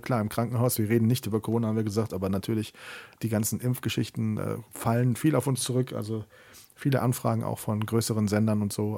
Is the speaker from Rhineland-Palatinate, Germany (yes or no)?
no; Siegburg, North Rhine-Westphalia, Germany; in meiner Heimatstadt in Siegburg